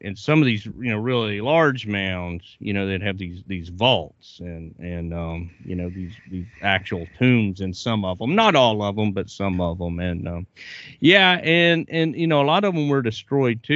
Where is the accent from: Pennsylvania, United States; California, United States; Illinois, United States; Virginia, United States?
Virginia, United States; my home state of Virginia